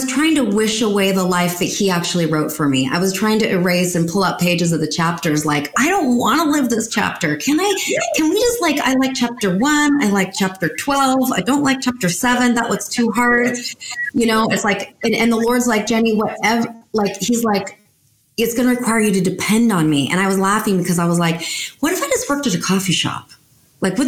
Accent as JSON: {"language": "English", "country": "United States"}